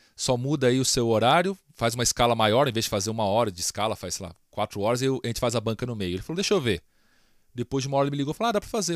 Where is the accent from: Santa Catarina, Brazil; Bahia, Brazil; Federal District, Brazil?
Federal District, Brazil; Brasília; moved away as an adult; now in São Paulo, Brazil; eu sou de Brasília